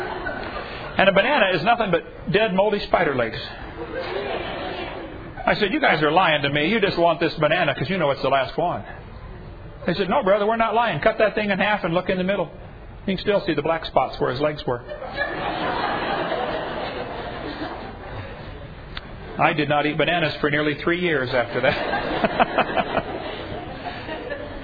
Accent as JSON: {"language": "English", "town": "East Peoria", "region": "Illinois", "country": "United States", "tie": "born or raised there", "said": "I was raised in East Peoria, Illinois"}